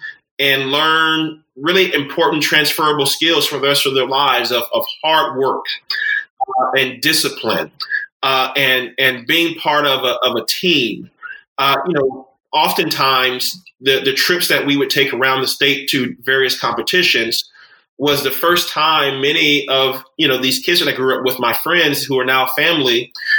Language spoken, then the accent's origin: English; Florida, United States; That's right. Florida native.